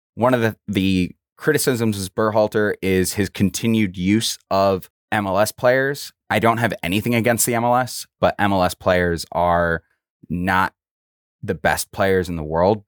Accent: Minnesota, United States; I'm from Minnesota.

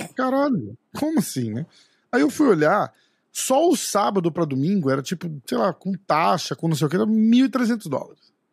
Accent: Brazil; a gente é brasileiro

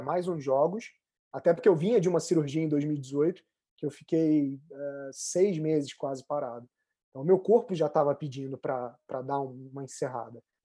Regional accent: Rio de Janeiro, Brazil

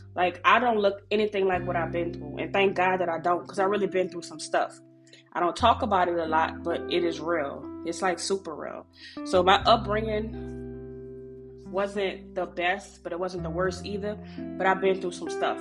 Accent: New Orleans, Louisiana, United States; I'm from New Orleans

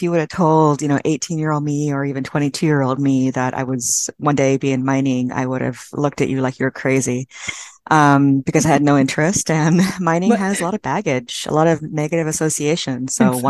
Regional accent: Orangevale, California, United States; moved away as an adult; also born or lived in San Diego / Washington, D.C.; I grew up in Northern California, in Sacramento, and a little town called Orangevale, which it used to be separate from Sacramento, but now it's like a suburb of Sacramento.

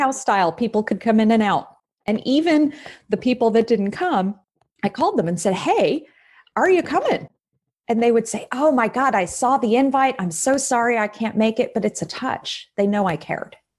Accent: Texas, United States; now in Des Moines, United States; I'm from Texas, but I've been in Iowa eleven years

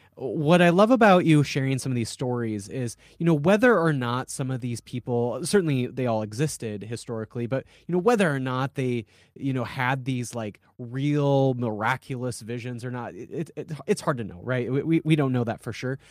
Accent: South Dakota, United States; I'm from South Dakota

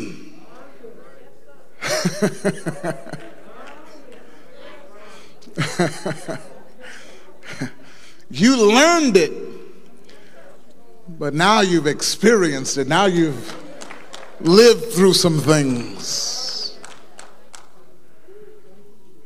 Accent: Dayton, Ohio, United States; I was brought up in Mount Calvary Missionary Baptist Church, 3300 West 3rd Street, Dayton, Ohio, 45417

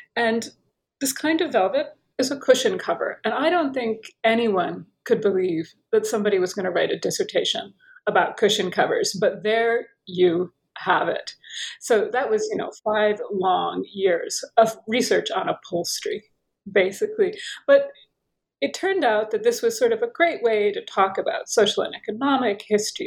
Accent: United States; accent: American; moved away as an adult; also born or lived in Paris / Tunisia / Turkey / Oxford; I'm American, perhaps you can tell by my accent

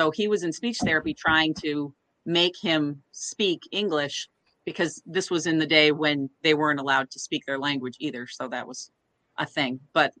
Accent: Corning, New York, United States; also born or lived in Kentucky / England; So I grew up a lot of places, but most of my time was outside of Corning, New York, which is a little town in the southern tier, in the state, not the city.

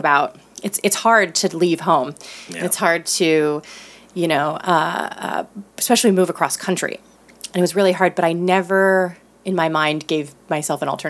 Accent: east of Cleveland, northeast Ohio, United States; now in Los Angeles, United States; northeast Ohio, Cleveland, like east of Cleveland, but very rural, like middle of nowhere. I was an hour from Cleveland

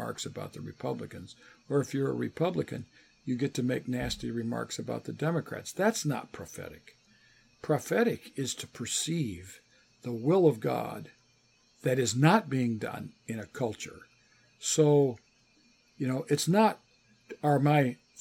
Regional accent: United States; also born or lived in England; I grew up in the United States

